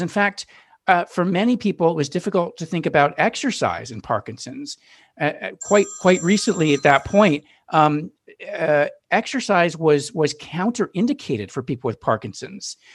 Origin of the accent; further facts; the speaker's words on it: Newton, Massachusetts, United States; now in Brooklyn, United States; I grew up in Newton, Massachusetts